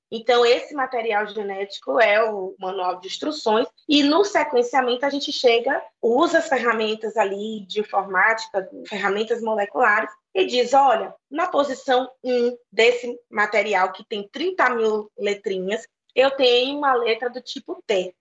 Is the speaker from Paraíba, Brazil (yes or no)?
no; Bahia, Brazil; na Bahia, de onde eu venho, existe uma unidade da Fiocruz